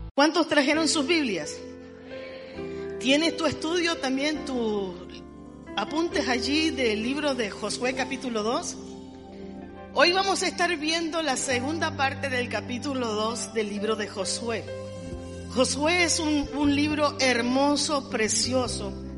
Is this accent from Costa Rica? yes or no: yes; Costa Rica; nací en esta tacita de oro